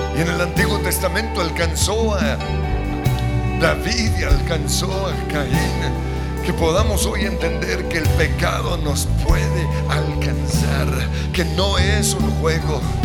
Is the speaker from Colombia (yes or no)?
yes; Colombia; como colombianos